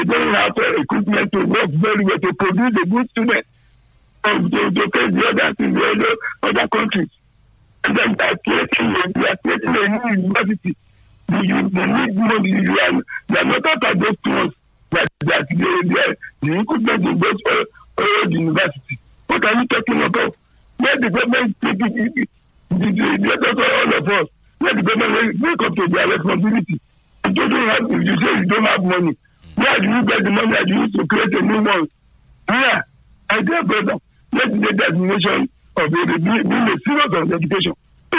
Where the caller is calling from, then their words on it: Nigeria; I'm calling from Nigeria, calling Olomori.